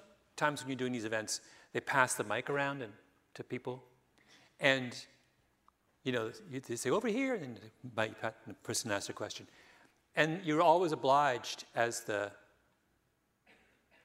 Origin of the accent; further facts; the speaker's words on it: Waterloo, Ontario, Canada; moved away; I always say I'm from Canada because I just assume that no one in America, if I say I'm from, Waterloo, everyone will think I'm from Iowa.